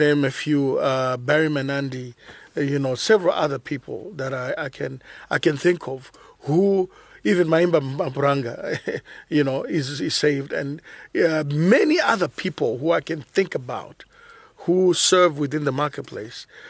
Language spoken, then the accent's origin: English; Zambia; I was born in Zambia, naturally, nineteen seventy.